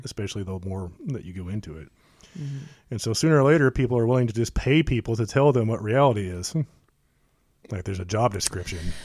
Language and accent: English; United States; we're the American people